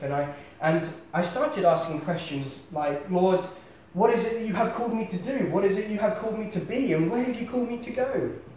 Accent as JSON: {"language": "English", "town": "Basingstoke", "region": "South East England", "country": "United Kingdom", "tie": "born or raised there", "moved": "as an adult", "said": "I am from Hampshire. I was born in a town called Basingstoke, um, God's own place"}